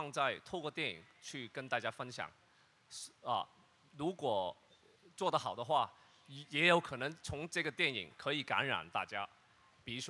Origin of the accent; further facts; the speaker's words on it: Hong Kong; first language Cantonese; Chinese is a second language; 因为我的普通话，我每一次为什么 … 要想那么久？其实我用广东话从我的脑海脑海去转过来，就是所以比较慢啊